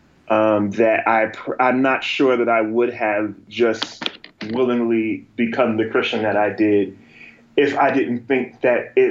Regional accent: Asbury Park, New Jersey, United States; also born or lived in North Carolina / Montana; where I grew up. In Asbury Park, New Jersey, central, Jersey around there

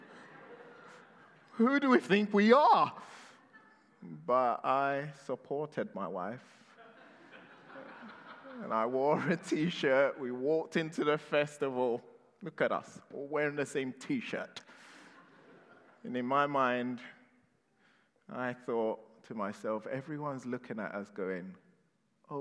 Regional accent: London, United Kingdom; growing up in London

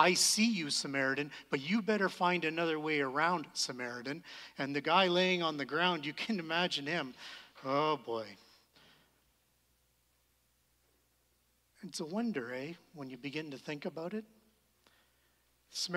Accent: Canada; we're Canadian

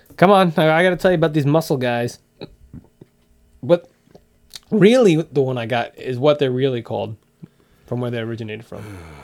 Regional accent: United States; I'm American

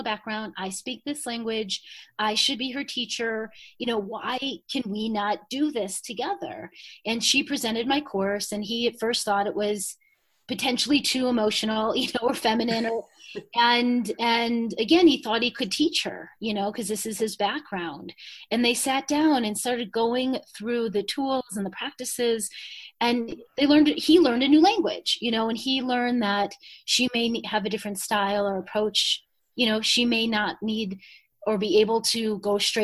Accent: Chicago, Illinois, United States; moved away; I grew up in Chicago, middle class

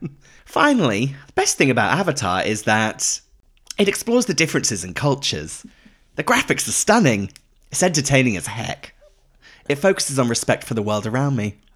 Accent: United Kingdom; now in United States; as British people

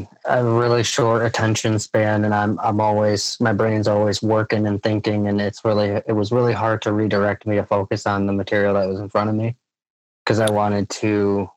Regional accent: Lansing, Michigan, United States; I was born in Lansing, Michigan, 1987

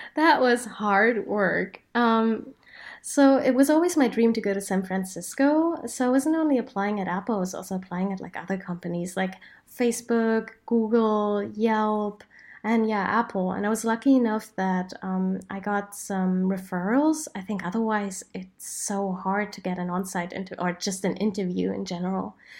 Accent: Berlin, Germany; my hometown

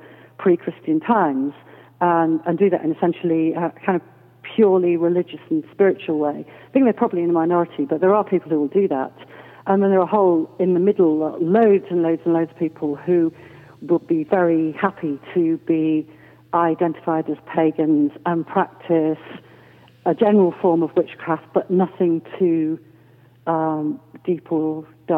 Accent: Rhosneigr, Wales, United Kingdom; near a village called Rosneger

